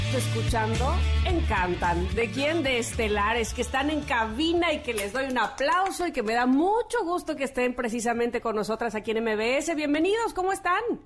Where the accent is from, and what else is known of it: Mexico